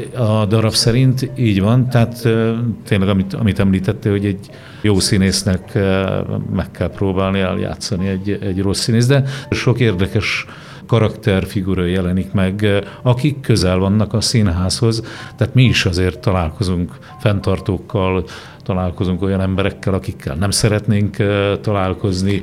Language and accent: Hungarian; Borsod-Abaúj-Zemplén, Hungary; egy kicsi faluban születtem Borsod megyében